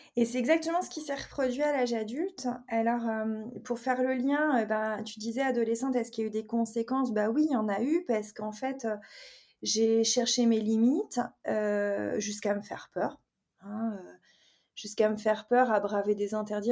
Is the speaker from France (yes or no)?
yes; Brittany, France; je suis originaire de Bretagne. J'ai grandi dans un milieu familial plutôt, euh, je dirais, modeste